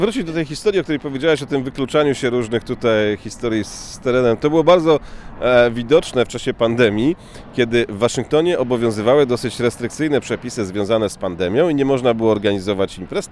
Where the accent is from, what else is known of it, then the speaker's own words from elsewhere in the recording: Szczecin, West Pomeranian Voivodeship, Poland; now in Washington, United States; pochodzimy ze Szczecina